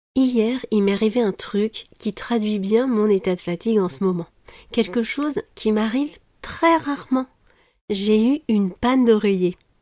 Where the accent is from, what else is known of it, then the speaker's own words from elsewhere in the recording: France; je suis française